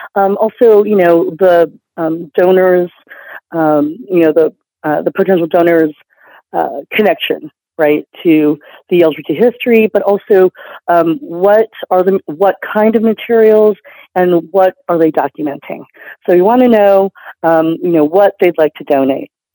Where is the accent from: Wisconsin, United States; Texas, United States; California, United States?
Texas, United States; Houston; to be back in Houston, which is uh, my hometown